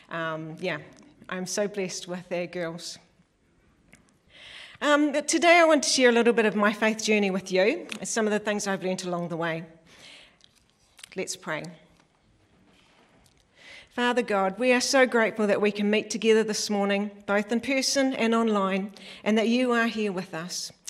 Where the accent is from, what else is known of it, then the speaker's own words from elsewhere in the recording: South Island, New Zealand; So, yeah, I'm from the South Island. Um, my, both my family, my mum and dad are from large families as well.